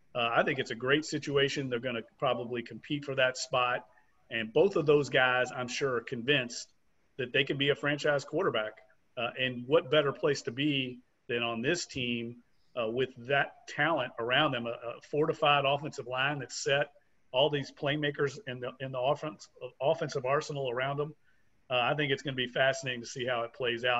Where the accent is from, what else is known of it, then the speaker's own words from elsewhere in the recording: Louisville, Kentucky, United States; now in New Orleans, United States; I come born and raised in Louisville, Kentucky